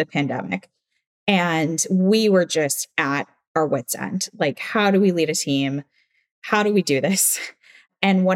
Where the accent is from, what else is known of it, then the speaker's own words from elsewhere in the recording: Midwest, United States; now in New York, United States; I'm from the Midwest